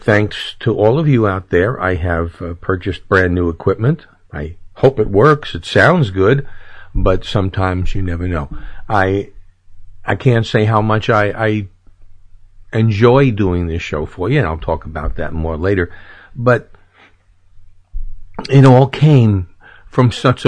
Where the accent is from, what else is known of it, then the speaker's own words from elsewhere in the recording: New York City, New York, United States; now in Orlando, United States; I come from New York City. Sure, you couldn't tell by my accent.